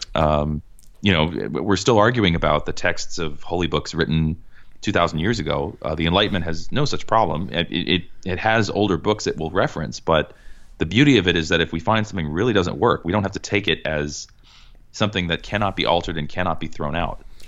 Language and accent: English; Cambridge, Massachusetts, United States; I grew up in Cambridge, Massachusetts.